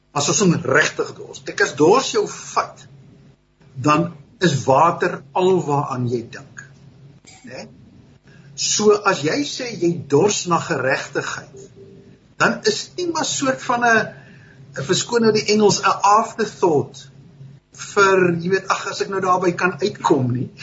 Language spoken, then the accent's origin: Afrikaans; Stellenbosch, Western Cape, South Africa; het op Stellenbosch groot geword.